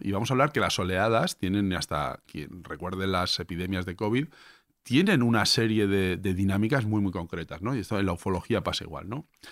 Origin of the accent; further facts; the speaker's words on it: Levante, Spain; somos de Levante